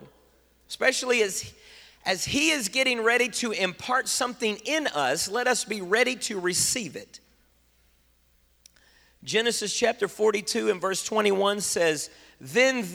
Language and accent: English; United States; I'm an American in my body, but I'm Latino, I'm Honduran in my heart.